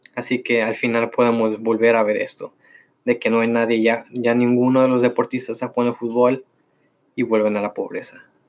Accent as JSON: {"language": "Spanish", "country": "Mexico", "said": "soy mexicano"}